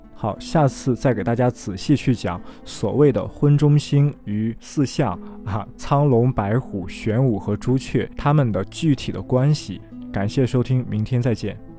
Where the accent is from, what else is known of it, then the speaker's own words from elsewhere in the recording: China; 我们中国人